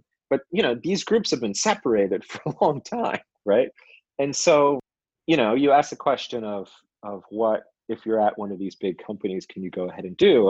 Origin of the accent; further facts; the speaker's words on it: California, United States; moved away as an adult; also born or lived in Seattle; now in Bangalore, India; I grew up in California.